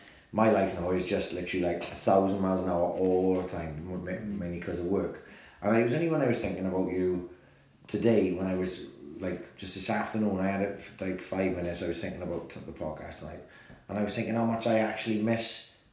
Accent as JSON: {"language": "English", "region": "Wales", "country": "United Kingdom", "said": "And I'm Welsh."}